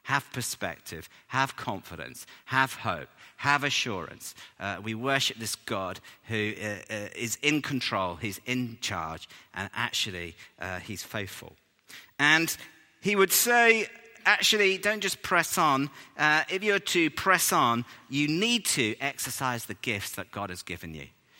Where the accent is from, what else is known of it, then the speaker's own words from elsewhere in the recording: England, United Kingdom; we're English